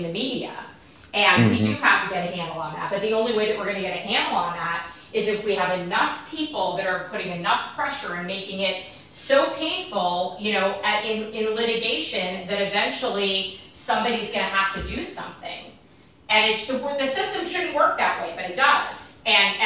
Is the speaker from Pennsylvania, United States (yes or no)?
no; New Jersey, United States; I'm a girl from New Jersey whose parents were Democrats